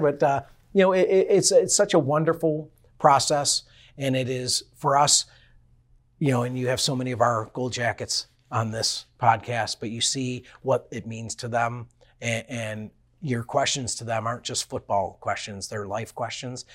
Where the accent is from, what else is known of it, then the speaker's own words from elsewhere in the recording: Buffalo, New York, United States; growing up in Buffalo, a smaller market where you lived and breathed by it